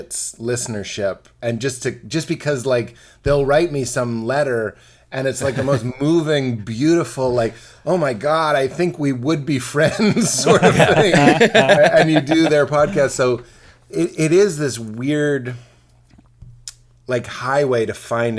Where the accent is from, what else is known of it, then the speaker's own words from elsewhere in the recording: Boston, Massachusetts, United States; I'm from Boston, this is what my dad sounds like